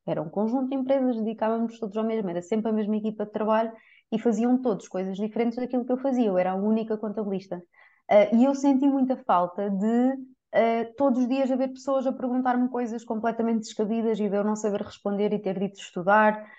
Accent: Coimbra, Centro, Portugal; Eu sou de Coimbra.

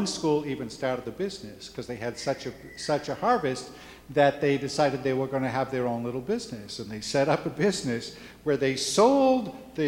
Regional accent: Juticalpa, Olancho, Honduras; And so I'm from Juticalpa, the Diocese of Juticalpa. And it's much more rural than what you would find in Tegucigalpa, and not as densely populated.

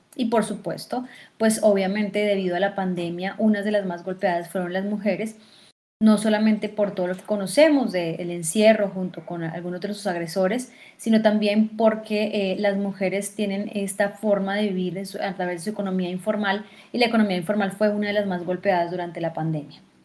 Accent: Fusagasugá, Cundinamarca, Colombia; moved away as an adult; also born or lived in Argentina; vine a Fusagasugá, que es mi pueblo natal

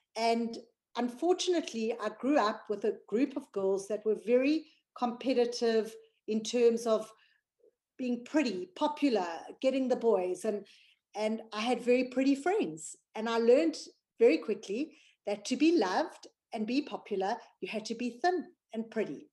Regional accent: South Africa; now in United Kingdom; I'm from South Africa but I live in the United Kingdom.

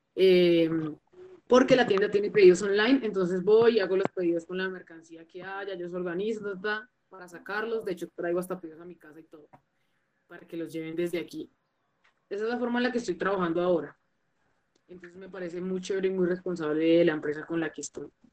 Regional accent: La Calera, Cundinamarca, Colombia; also born or lived in Bogotá; yo soy una cantautora emergente de la ciudad de Bogotá, pero, pero vengo como de afueritas de Bogotá, en un pueblito que se llama La Calera

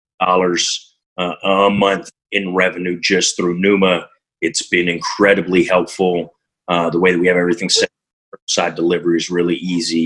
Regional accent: Montreal, Quebec, Canada; now in Berkeley, United States

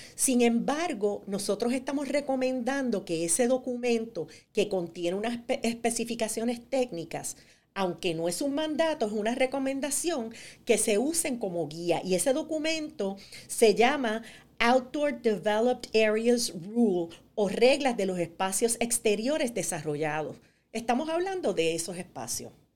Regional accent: New Jersey, United States; en Nueva Jersey, de donde yo vengo

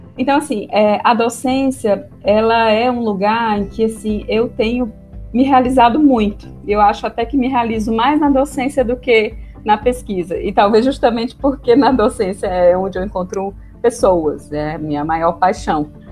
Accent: Fortaleza, Ceará, Brazil; deixar minha cidade natal, Fortaleza

